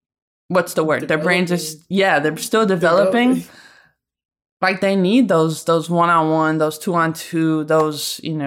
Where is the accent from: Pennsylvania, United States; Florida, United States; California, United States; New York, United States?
New York, United States; Syracuse; I'm from Syracuse.